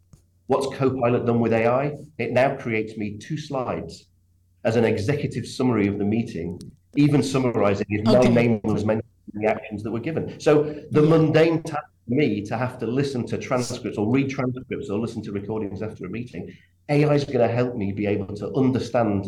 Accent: England, United Kingdom; I'm from England, as you can probably tell from my accent

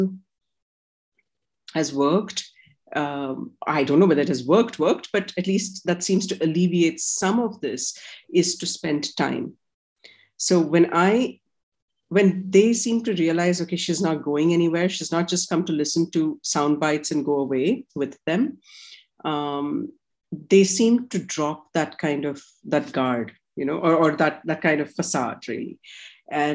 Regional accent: India; I'm Indian

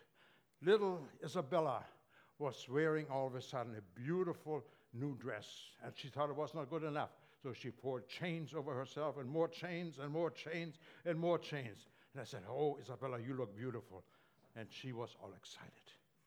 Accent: Germany; moved away; I grew up in Germany, as you probably noticed from my accent

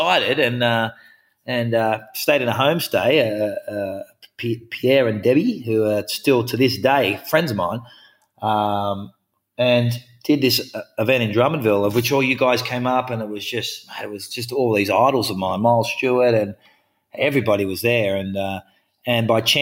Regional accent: Australia; I come from Australia

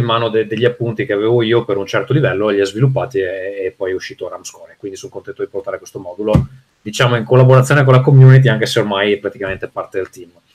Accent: Veneto, Italy; compagnia di giovani designer veneti, che è come me

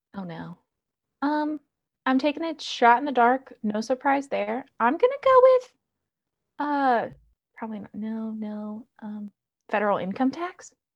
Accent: New Jersey, United States; moved away; I'm originally from New Jersey

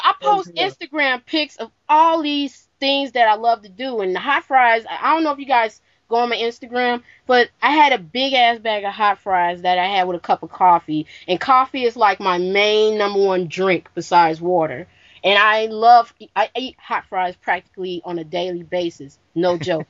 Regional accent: Midwest, United States; I am from the Midwest

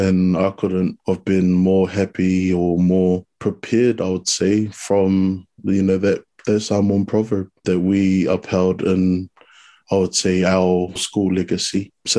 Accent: New Zealand; So I was born in New Zealand, obviously full Samoan, brought up around my culture

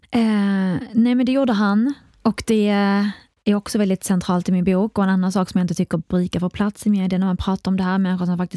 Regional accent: Iraq; now in Sweden; men man får inte heller glömma, i alla fall Irak, där jag kommer ifrån, och andra länder, så har inte barnet alls i närheten av samma rättigheter som man har i Sverige.

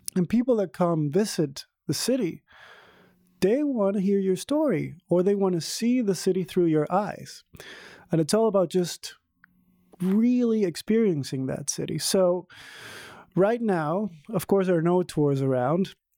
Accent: Venezuela; now in Berlin, Germany; I'm from Venezuela originally.

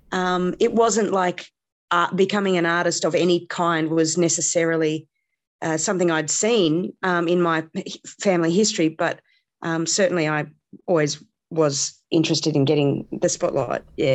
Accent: Canberra, Australian Capital Territory, Australia; also born or lived in India / Sydney; nine years, um, and then we moved to Australia after that, and I moved to Canberra. So, I see Canberra, I suppose, as my hometown

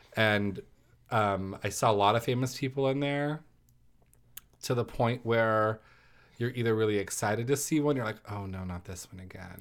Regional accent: California, United States; now in Arizona, United States; I'm originally from California

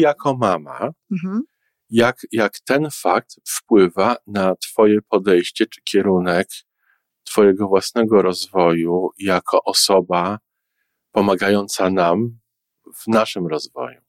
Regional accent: Warsaw, Masovian Voivodeship, Poland; now in Toronto, Canada; jestem warszawiakiem, który który mieszka w Kanadzie

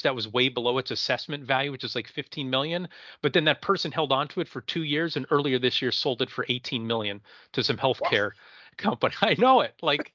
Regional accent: Pennsylvania, United States; I'm from Pennsylvania

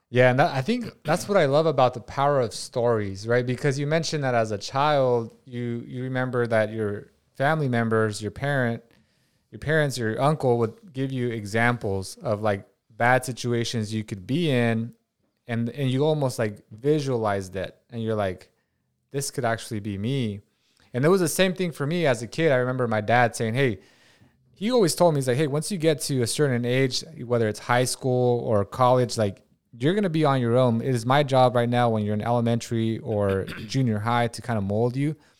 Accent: Watsonville, California, United States; I'm from Watsonville, California

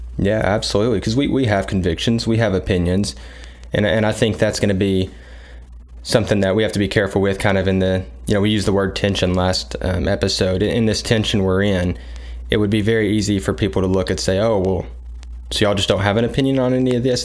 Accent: United States; as an American

